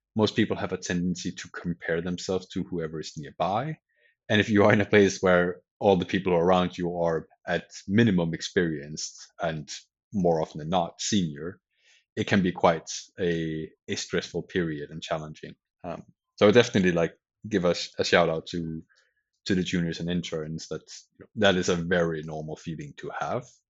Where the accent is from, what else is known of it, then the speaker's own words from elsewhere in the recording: Denmark; moved away as an adult; also born or lived in Sweden; I'm from Denmark originally